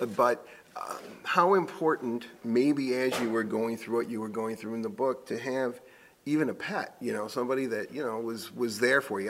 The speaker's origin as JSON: {"language": "English", "region": "Michigan", "country": "United States", "said": "we're all from Michigan"}